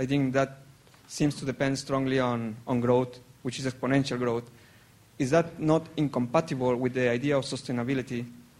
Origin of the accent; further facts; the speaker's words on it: Mexico; now in United Kingdom; I am from Mexico, but I now work here in industry in the UK.